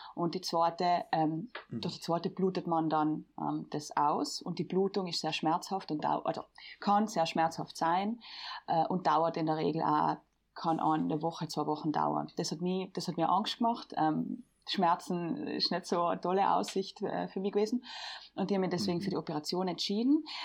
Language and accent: German; Bolzano, Trentino-Alto Adige, Italy; ich bin wie Lea aus Südtirol, ich komme aus Bozen